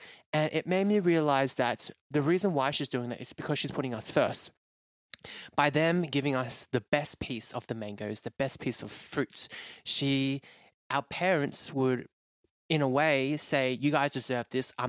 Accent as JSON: {"language": "English", "country": "Malaysia", "tie": "born or raised there", "lives_now": "Melbourne, Australia", "said": "it just brings out so many memories of me when I was growing up in Malaysia, of how different, and different in a great way, that you couldn't get this back home in Australia."}